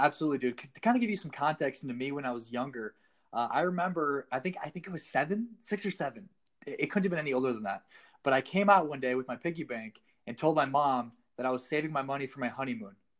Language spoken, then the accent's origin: English; South Dakota, United States; moved away as an adult; I was a personal trainer in my hometown for about six, seven months, um, and about halfway into that, I realized I needed to leave South Dakota